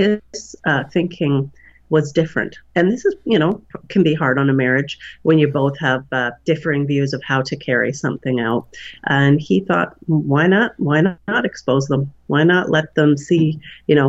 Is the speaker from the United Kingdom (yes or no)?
no; Okanagan Valley, British Columbia, Canada; I'm Canadian, and I was raised in a smallish city in the Okanagan Valley